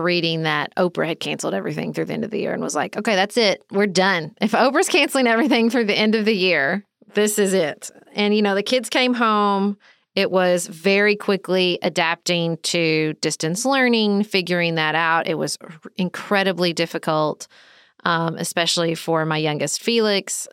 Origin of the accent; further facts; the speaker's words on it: United States; as an American